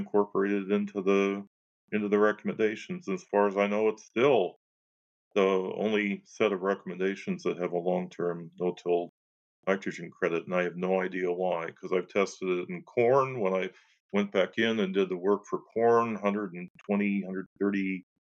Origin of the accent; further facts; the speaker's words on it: Illinois, United States; now in North Dakota, United States; I'm from Illinois, I'm a corn and soybean guy.